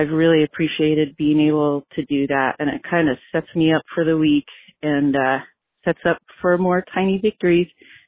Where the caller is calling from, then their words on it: Albuquerque, New Mexico, United States; I'm calling from Albuquerque, New Mexico.